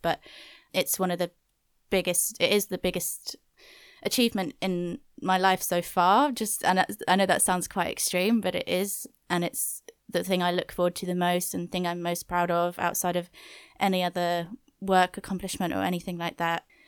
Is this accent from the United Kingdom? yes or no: yes; Wales, United Kingdom; I'm from Wales, so that's a big part of my culture